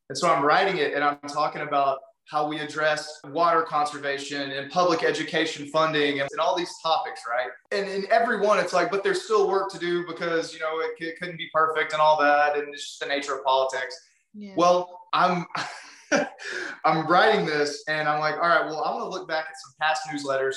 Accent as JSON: {"language": "English", "region": "Texas", "country": "United States", "said": "I'm from Texas. I grew up, you know, a gun owner and all that stuff."}